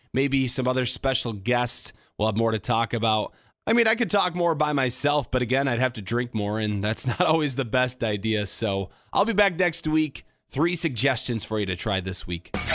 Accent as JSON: {"language": "English", "town": "Grand Rapids", "region": "Michigan", "country": "United States", "also_born_or_lived": "Detroit", "said": "I'm from Grand Rapids, but I like to call Detroit home"}